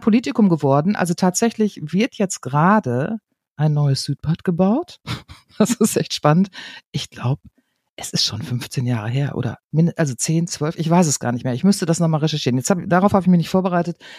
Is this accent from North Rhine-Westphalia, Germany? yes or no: yes; Münster, North Rhine-Westphalia, Germany; ich komme ja aus Münster, aus einer absoluten Fahrradstadt und bin es natürlich gewohnt, ich glaube, seitdem ich viel bin, Fahrrad zu fahren hier